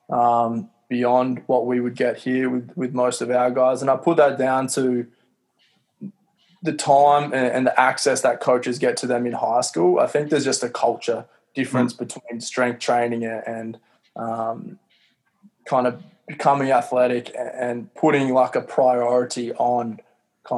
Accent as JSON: {"language": "English", "country": "Australia", "tie": "born or raised there", "said": "a small kid from Australia"}